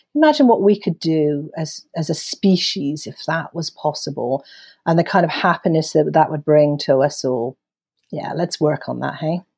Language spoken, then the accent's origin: English; United Kingdom; as a Brit